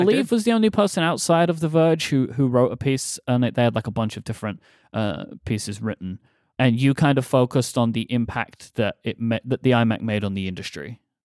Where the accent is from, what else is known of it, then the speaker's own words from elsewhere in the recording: London, United Kingdom; moved away; we are coming to my hometown